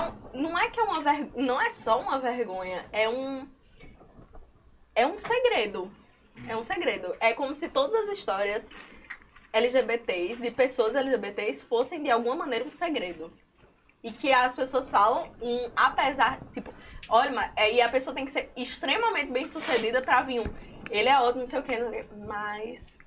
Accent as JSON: {"language": "Portuguese", "town": "Currais Novos", "region": "Rio Grande do Norte", "country": "Brazil", "tie": "born or raised there", "moved": "as an adult", "lives_now": "Natal, Brazil", "said": "eu sou seridoense e eu não queria, e, e eu sou de Currais Novos"}